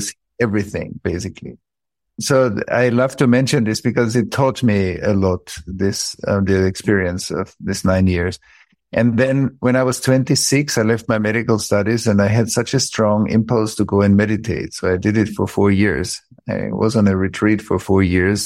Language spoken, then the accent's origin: English; Vienna, Austria; I grew up in Vienna, outside of Vienna.